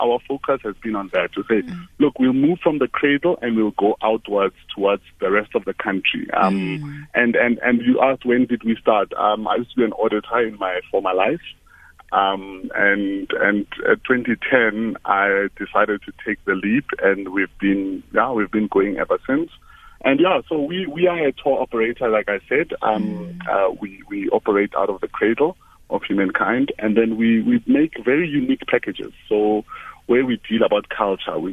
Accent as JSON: {"language": "English", "town": "Bekkersdal", "region": "Gauteng", "country": "South Africa", "said": "I'm from Bekkersdal. That's on the West Rand. The western side of Johannesburg."}